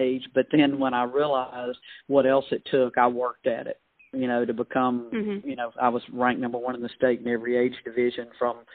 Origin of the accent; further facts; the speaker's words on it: Winona, Mississippi, United States; I'm from Winona, a little small town from Winona High School